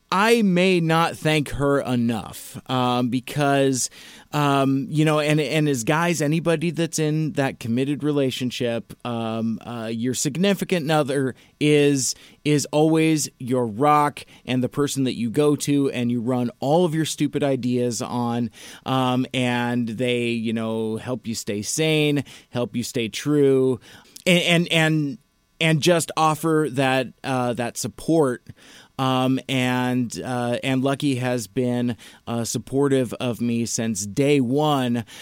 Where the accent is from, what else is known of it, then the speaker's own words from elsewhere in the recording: Federal Way, Washington, United States; my hometown of Federal Way